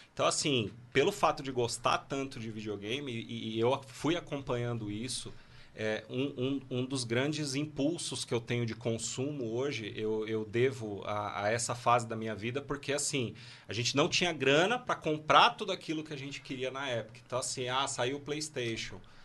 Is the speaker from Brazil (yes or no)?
yes; São Paulo, Brazil; Eu sou de São Paulo